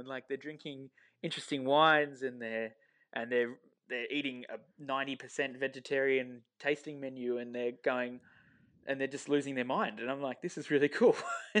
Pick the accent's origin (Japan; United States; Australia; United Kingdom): United Kingdom; Beaconsfield, South East England; growing up in Beaconsfield and being around the town for a long time